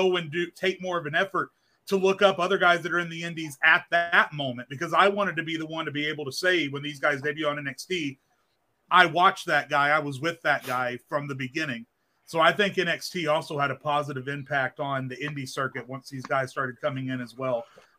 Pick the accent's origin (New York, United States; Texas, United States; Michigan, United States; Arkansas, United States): Arkansas, United States; I grew up in Arkansas.